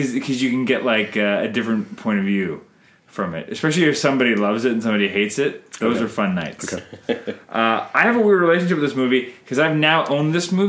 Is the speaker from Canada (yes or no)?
yes; Canada; I'm Canadian filmmaker